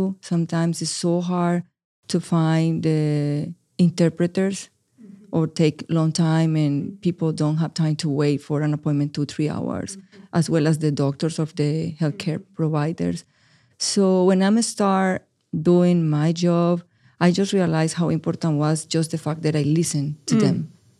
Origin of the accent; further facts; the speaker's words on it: Medellin, Antioquia, Colombia; first language es; English is a second language; now in United States; Yeah, I am from Medellin, Colombia. My primary language is Spanish, and I arrived to the United States 5 years ago with a huge barrier of the language. My English was zero.